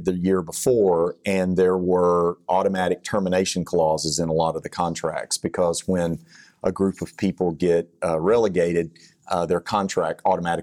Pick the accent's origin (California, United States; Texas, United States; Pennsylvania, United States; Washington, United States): Texas, United States; accent: Texas; my Texas accent